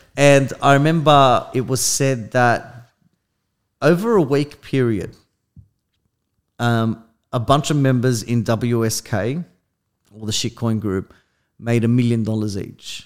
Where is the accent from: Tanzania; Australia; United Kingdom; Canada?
Australia; I'm from Australia